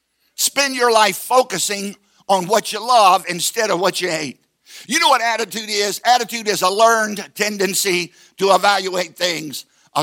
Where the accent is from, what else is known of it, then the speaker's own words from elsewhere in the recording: Southside, Virginia, United States; I grew up in Southside, Virginia